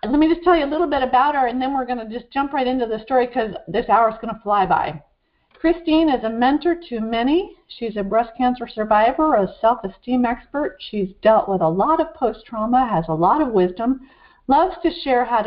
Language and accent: English; Vermont, United States; I grew up in Vermont